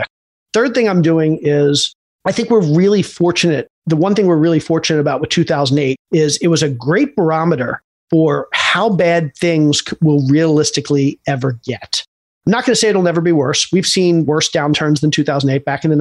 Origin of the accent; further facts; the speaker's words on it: Baltimore, Maryland, United States; moved away as an adult; also born or lived in Atlanta, Georgia; I grew up in Baltimore